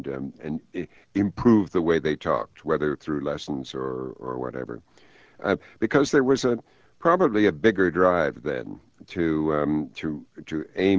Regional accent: Canada; accent: transatlantic; also born or lived in United Kingdom; having a sort of transatlantic accent because I lived a long time in Britain, mm-hmm. and as well as growing up in Canada.

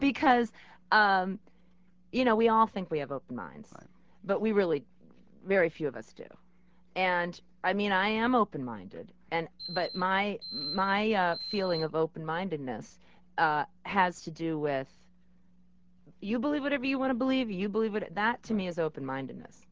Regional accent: New York, United States; as a New Yorker

